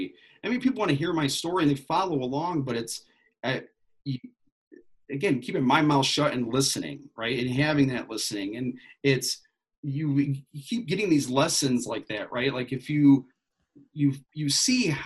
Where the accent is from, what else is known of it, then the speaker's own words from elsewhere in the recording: west side of Michigan, United States; Growing up on the west side of the state, it was like, hey, you go to Lake Michigan, go to South Haven, all these places. Plus, I'm from Michigan.